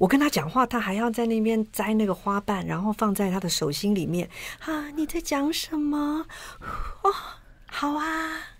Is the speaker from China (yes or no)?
no; Yilan County, Taiwan; 我是宜兰人，